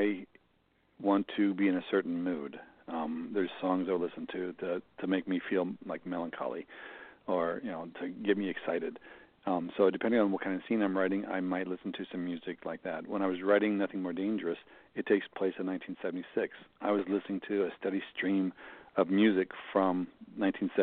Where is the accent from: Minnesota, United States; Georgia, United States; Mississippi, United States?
Minnesota, United States; Mankato; my hometown Barnes & Noble in Mankato